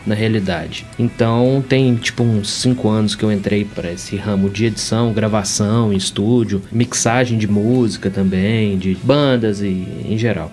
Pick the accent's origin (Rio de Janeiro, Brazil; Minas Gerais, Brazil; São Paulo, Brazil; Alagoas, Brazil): Minas Gerais, Brazil; Belo Horizonte; Belo Horizonte, Minas Gerais.